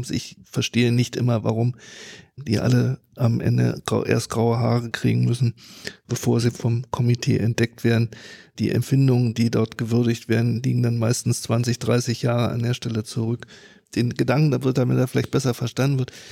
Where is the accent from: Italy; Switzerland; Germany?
Germany; Bin aus Friese